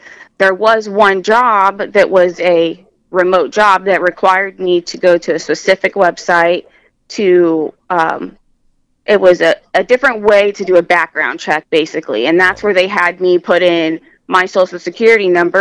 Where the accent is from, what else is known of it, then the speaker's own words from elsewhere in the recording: Bluffton, Indiana, United States; grew up in Bluffton, Indiana, and I went to Bluffton High School